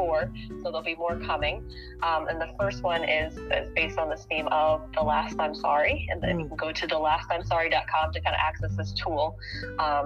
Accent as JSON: {"language": "English", "region": "Ohio", "country": "United States", "tie": "born or raised there", "said": "my home state of Ohio"}